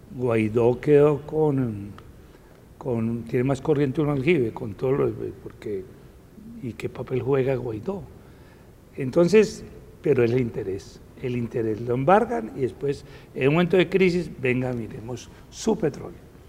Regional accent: Bogotá, Colombia; Yo soy bogotano

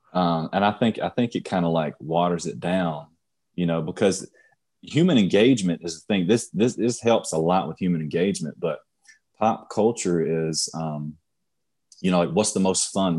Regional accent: Union, United States; I grew up in Union, not too much money there

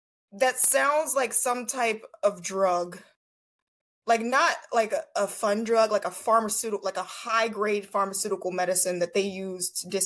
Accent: Philadelphia, Pennsylvania, United States; I'm from Philly

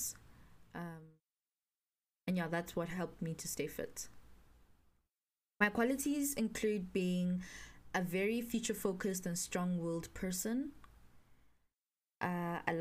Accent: Pretoria, Gauteng, South Africa; I grew up in Pretoria, born and bred, in Dorandia, Pretoria North to be specific

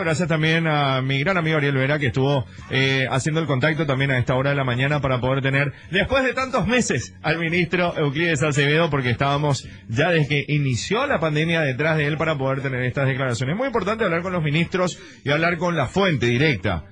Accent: Paraguay; cómo somos los paraguayos

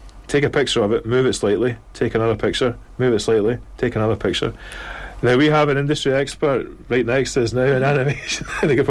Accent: Glasgow, Scotland, United Kingdom

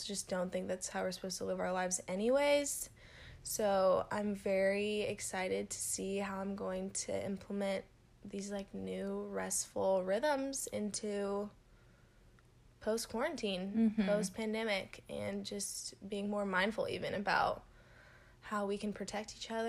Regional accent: Southern California, United States; moved away as an adult; now in Texas, United States; I'm from California, born and raised, Southern California specifically

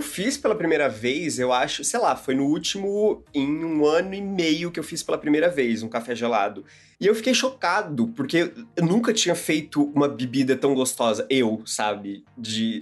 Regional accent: Santa Catarina, Brazil; now in São Paulo, Brazil; em onde eu morava ou na minha família, em Santa Catarina

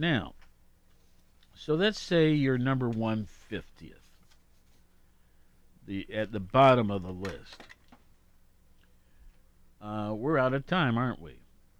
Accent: Ohio, United States; we're from Ohio.

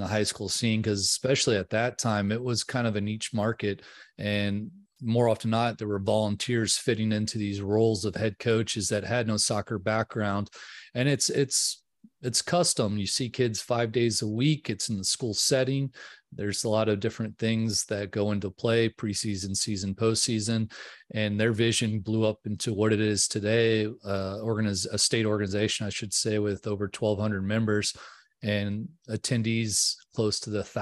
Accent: New Orleans, Louisiana, United States; now in Texas, United States; I grew up in New Orleans, Louisiana

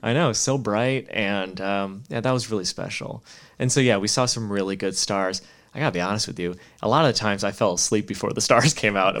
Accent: Chicago, Illinois, United States; moved away as an adult; now in Monterey, United States; I brought her to Chicago just, you know, show the hometown

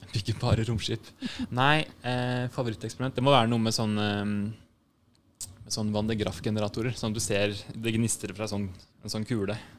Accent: Drammen, Buskerud, Norway; moved away; also born or lived in Bergen / Lillehammer / Rælingen; Så jeg er fra Drammen

